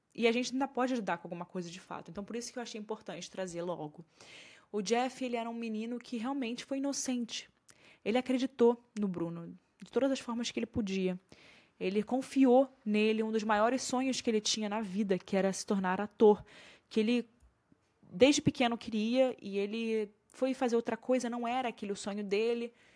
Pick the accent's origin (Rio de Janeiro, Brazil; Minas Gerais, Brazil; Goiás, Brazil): Rio de Janeiro, Brazil; Eu sou do Rio